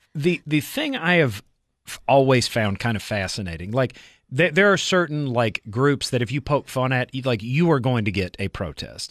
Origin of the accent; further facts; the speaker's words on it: Southeast, United States; I grew up in the Southeast